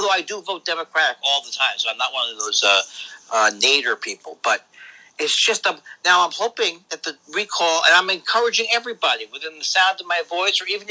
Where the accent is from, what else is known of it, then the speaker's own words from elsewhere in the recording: New York City, New York, United States; now in Los Angeles, United States; I'm from New York City